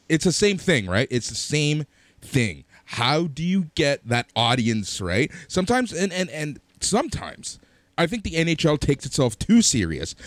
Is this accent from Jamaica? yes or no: no; Toronto, Ontario, Canada; we are from Toronto